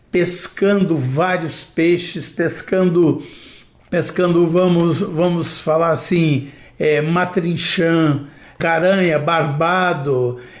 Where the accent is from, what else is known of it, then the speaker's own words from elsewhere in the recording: Mineiros, Goiás, Brazil; Brasileira e mineirense. Eu nasci em Mineiros, onde nasce um grande rio, né? Goiana, goiano